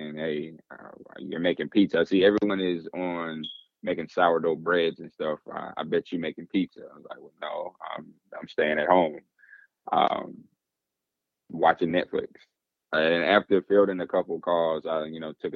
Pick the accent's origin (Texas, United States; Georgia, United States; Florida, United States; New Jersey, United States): Georgia, United States; Atlanta; accent: Southern; I'm born and raised in Atlanta, Georgia.